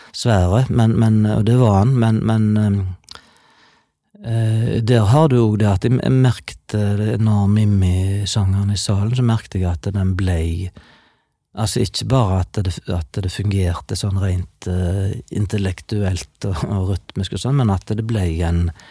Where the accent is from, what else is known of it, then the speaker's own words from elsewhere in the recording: Vikebygd, Rogaland, Norway; jeg er fra Vikebygd, i det som tidligere var Ølen kommune i Sunnhordland, altså helt sør i Hordaland